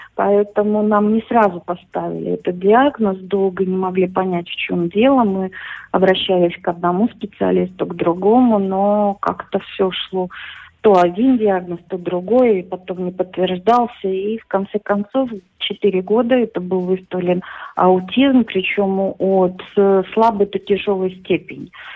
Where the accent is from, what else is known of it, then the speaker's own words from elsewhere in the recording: Belarus; moved away as an adult; also born or lived in Lithuania; now in Slovakia; из Белоруссии